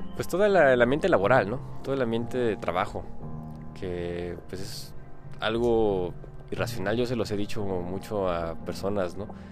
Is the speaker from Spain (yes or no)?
no; Mexico; aquí en mi país, aquí en México